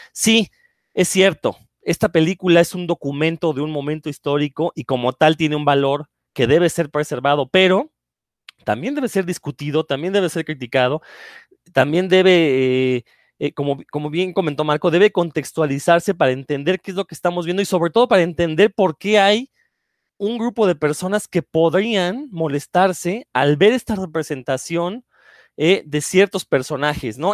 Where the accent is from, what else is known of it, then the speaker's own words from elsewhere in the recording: Mexico; los mexicanos